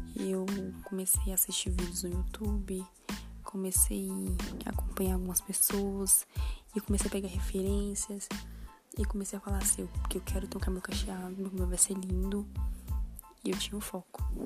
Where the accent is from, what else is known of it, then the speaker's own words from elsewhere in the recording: Minas Gerais, Brazil; tenho 21 anos e sou de Minas Gerais.